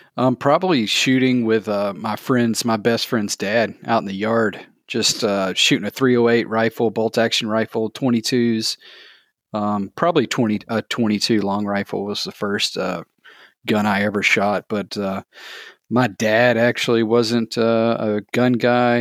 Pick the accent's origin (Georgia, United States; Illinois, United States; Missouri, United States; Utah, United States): Georgia, United States; thirty minutes south of Atlanta; I grew up in Georgia, um, just thirty minutes south of Atlanta.